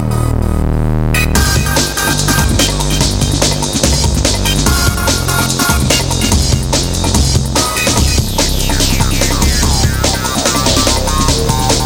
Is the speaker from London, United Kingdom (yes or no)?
no; Yorkshire and the Humber, United Kingdom; But I'm from Yorkshire